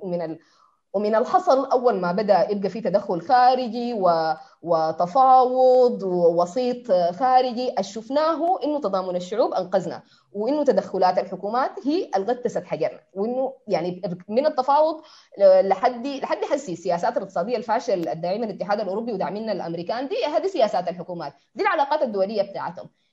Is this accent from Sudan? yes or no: yes; Sudan; نحن كسودانيين